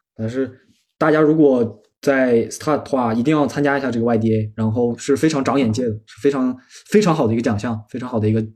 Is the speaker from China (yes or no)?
yes; Inner Mongolia, China; moved away as an adult; now in Paris, France; 我来嗯自哼咱们祖国的西部内蒙古嗯国哼，然后就是比较干旱，然后我们家里人有人在做环保，就是种树啊之类的